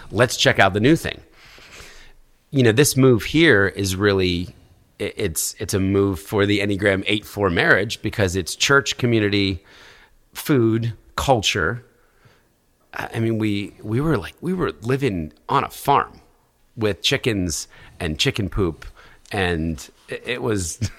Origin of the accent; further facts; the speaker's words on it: New York, United States; As a New Yorker